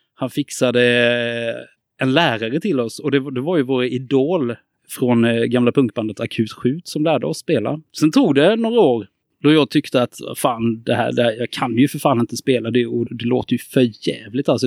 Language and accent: Swedish; Karlskrona, Blekinge, Sweden; now in Gothenburg, Sweden; Jag kommer från Karlskrona, bor i Göteborg